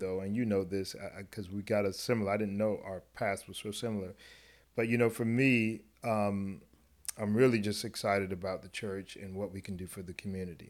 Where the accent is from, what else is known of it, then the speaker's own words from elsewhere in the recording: South Florida, United States; the experience as a black kid growing up in South Florida